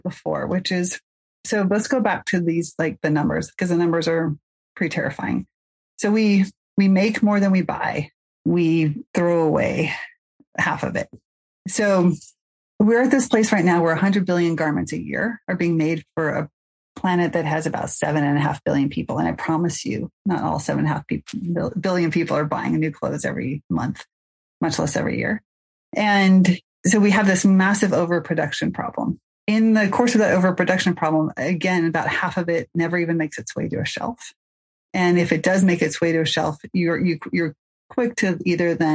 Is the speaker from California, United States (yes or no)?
yes; Mill Valley, California, United States; I hail from Mill Valley, California.